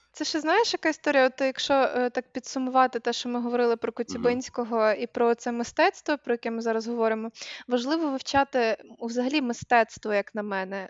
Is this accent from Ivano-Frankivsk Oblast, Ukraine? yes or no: yes; Kosiv, Ivano-Frankivsk Oblast, Ukraine; moved away; коли росла в Косові